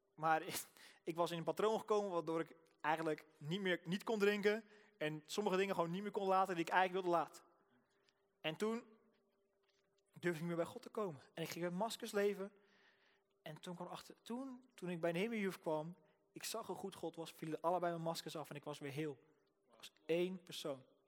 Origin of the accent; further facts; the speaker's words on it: Rotterdam, South Holland, Netherlands; ik kom uit Rotterdam, dus ik praat gewoon zo.